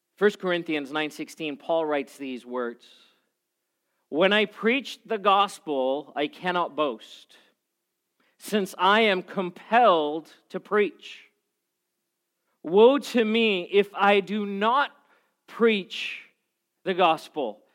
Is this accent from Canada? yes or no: no; South Africa; moved away; I grew up in South Africa